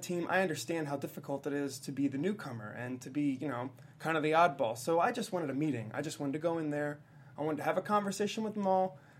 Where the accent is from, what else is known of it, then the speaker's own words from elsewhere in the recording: New Jersey, United States; I'm from New Jersey.